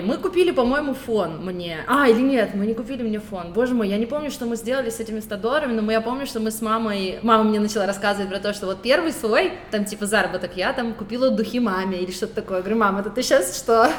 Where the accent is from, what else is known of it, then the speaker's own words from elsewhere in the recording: Kyiv, Ukraine; also born or lived in Donetsk, Ukraine / Tbilisi, Georgia; я из Донецка. Я переехала в Киев, когда мне было двенадцать лет